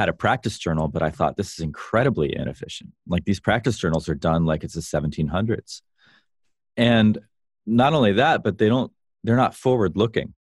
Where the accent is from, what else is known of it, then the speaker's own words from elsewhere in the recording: Vero Beach, Florida, United States; also born or lived in Chicago; now in California, United States; I grew up in Vero Beach